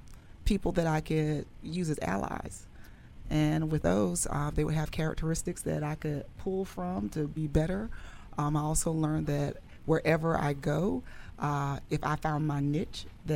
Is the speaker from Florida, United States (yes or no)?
yes; Ocala, Florida, United States; I'm originally from Ocala, Florida.